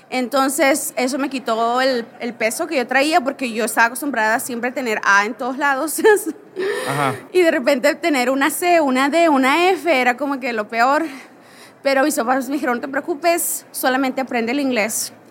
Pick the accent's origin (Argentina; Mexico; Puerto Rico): Mexico; Veracruz; born there; also born or lived in Hermosillo / Monterrey; Sí, yo nací en Veracruz, que es un estado en México que está en la costa, en la costa del Golfo de México. Nací ahí, pero nunca viví ahí.